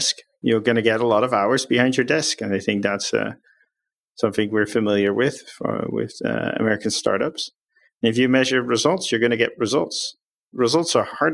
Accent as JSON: {"language": "English", "country": "Netherlands", "moved": "yes", "said": "I'm from the Netherlands."}